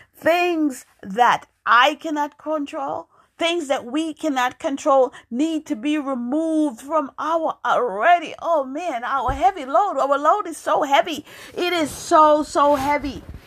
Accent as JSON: {"language": "English", "region": "New York", "country": "United States", "tie": "born or raised there", "also_born_or_lived": "Jamaica", "moved": "as an adult", "lives_now": "Massachusetts, United States", "said": "I was born in Jamaica. I grew up in New York"}